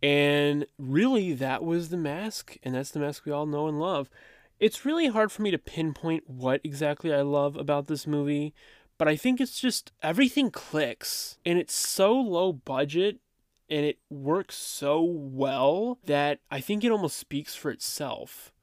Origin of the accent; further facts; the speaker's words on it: Dallas, Texas, United States; I was born in Texas around the Dallas area. And therefore, you know, gotta support my hometown